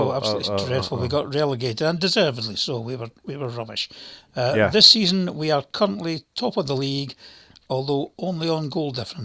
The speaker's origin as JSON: {"language": "English", "town": "Dundee", "region": "Scotland", "country": "United Kingdom", "tie": "born or raised there", "also_born_or_lived": "England", "lives_now": "Livingston, United Kingdom", "said": "My mother was Scottish, and I was raised in Scotland, in Dundee, actually"}